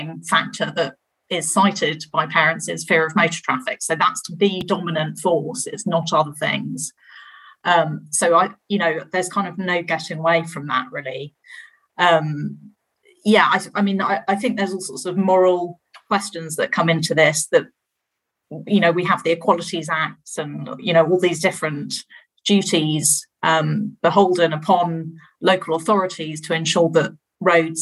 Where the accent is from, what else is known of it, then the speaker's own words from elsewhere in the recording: London, United Kingdom; growing up in London on a road with through traffic.